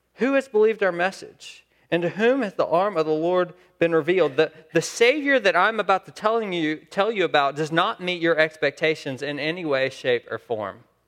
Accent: Saskatchewan, Canada; I'm from Saskatchewan.

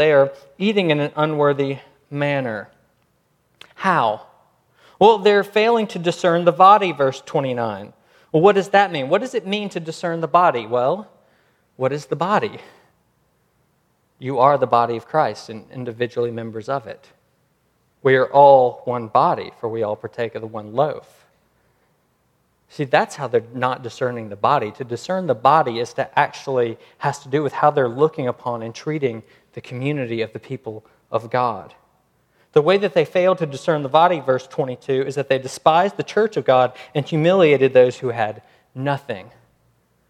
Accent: United States; I'm American

